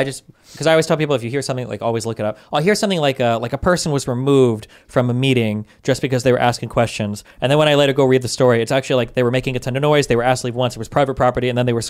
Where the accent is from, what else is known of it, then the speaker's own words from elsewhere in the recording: Nebraska, United States; if I started to see people show up from like California or Wyoming, we're from Nebraska